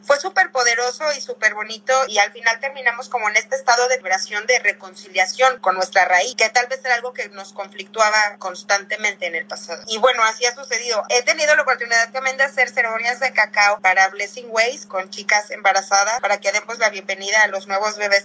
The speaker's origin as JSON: {"language": "Spanish", "region": "Puebla", "country": "Mexico", "said": "yo soy de Puebla"}